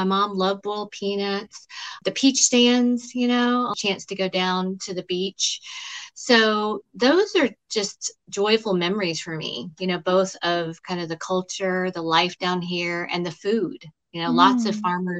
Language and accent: English; Smyrna, Georgia, United States; I grew up in the Deep South, you know, in Georgia.